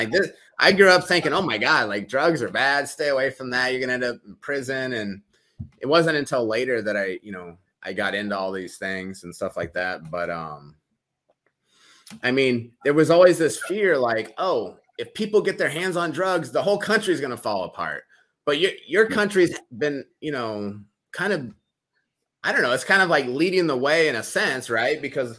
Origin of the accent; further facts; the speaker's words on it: United States; growing up in America